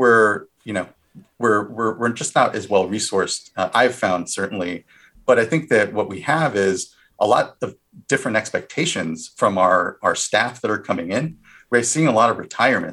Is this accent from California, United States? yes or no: yes; California, United States; also born or lived in Washington, D.C.